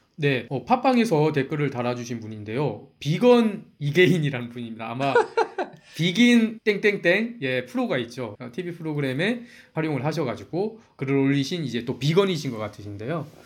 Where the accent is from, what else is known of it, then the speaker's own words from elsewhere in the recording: Ulsan, South Korea; accent: Ulsan dialect; 저희 고향인 울산 사투리로